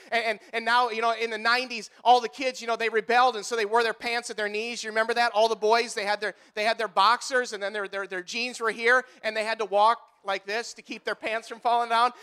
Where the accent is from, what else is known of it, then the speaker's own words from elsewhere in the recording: Marquette, Iowa, United States; I grew up here. I grew up in Marquette, Iowa.